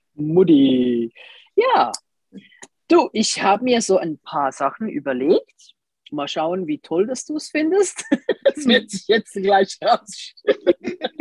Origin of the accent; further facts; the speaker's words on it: Switzerland; bei uns in der Schweiz